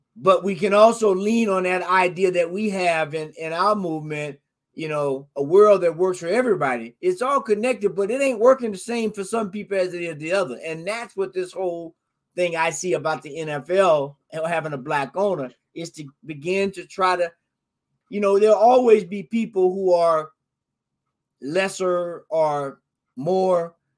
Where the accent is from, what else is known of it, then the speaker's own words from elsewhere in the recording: Florida, United States; moved away; I'm from Florida originally